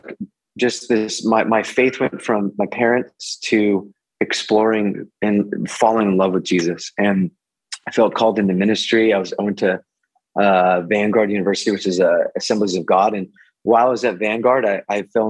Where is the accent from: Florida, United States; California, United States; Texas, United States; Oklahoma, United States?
California, United States; Orange County; also born or lived in Long Beach, California; I grew up in Orange County